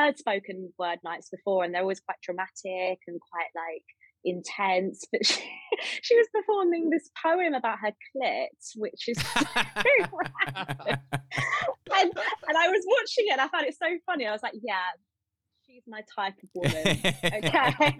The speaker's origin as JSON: {"language": "English", "region": "England", "country": "United Kingdom", "said": "I'm from the South."}